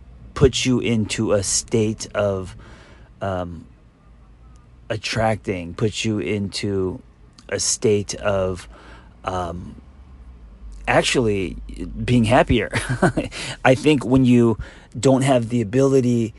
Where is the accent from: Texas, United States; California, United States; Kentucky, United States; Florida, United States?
California, United States; Los Angeles; growing up in Los Angeles where there's so much shine